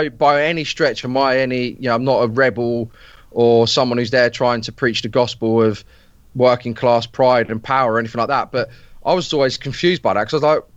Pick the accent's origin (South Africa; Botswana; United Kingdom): United Kingdom; Peterborough, East of England; I'm from a small town in the Fens called Peterborough